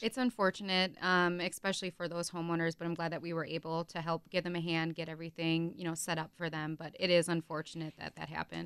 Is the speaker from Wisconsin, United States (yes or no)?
yes; Neosho, Wisconsin, United States; also born or lived in Hartford, Wisconsin; I grew up in, like, Neosho area